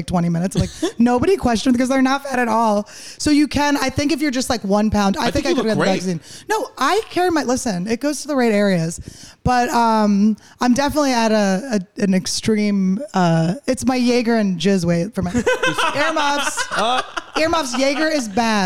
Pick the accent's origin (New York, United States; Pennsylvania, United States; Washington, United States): Pennsylvania, United States; Philadelphia; moved away; also born or lived in Santa Fe; I'm from Philly